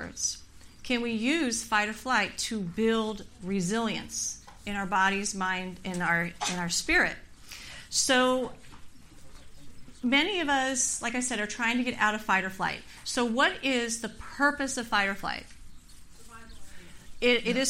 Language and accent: English; California, United States; I'm born and raised in California